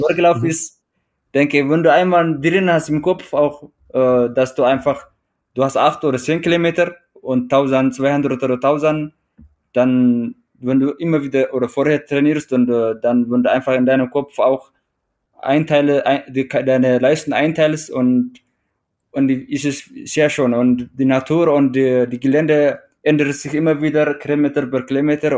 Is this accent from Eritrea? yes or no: yes; Eritrea; German is a second language; also born or lived in Teisendorf, Bavaria, Germany; now in Traunstein, Germany